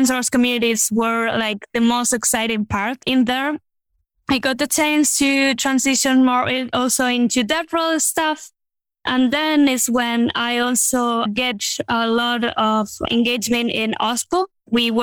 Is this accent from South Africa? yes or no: no; Madrid, Community of Madrid, Spain; I'm from Spain, Madrid.